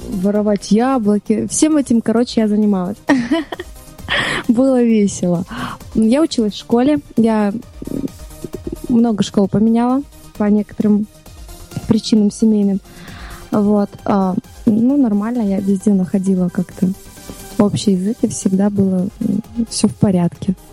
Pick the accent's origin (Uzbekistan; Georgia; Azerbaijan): Azerbaijan; Baku; Я, я родом из Баку. У меня было разное детство.